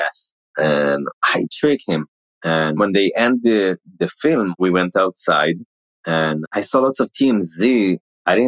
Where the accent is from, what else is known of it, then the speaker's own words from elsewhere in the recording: Israel; accent: Israeli; first language Hebrew; English is a second language; moved away; My accent is like because of the Israeli language. So I have the accent